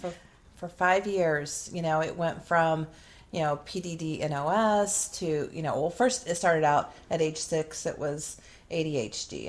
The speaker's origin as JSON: {"language": "English", "region": "Midwest", "country": "United States", "tie": "born or raised there", "said": "I grew up in the Midwest and you know, was raised when I was young on a farm and then we lived in a small town"}